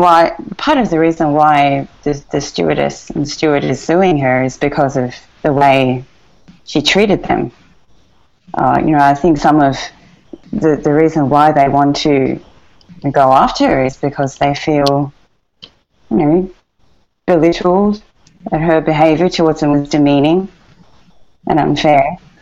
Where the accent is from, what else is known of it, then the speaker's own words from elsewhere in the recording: Australia; for me, growing up in Australia, you know, that's extremely disrespectful to everyone.